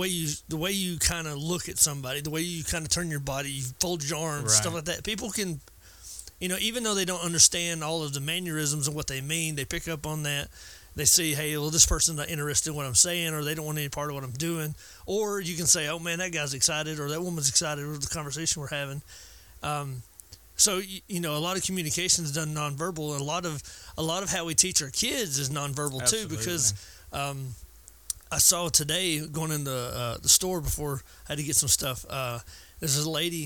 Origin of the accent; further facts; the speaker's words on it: Georgia, United States; I'm from Georgia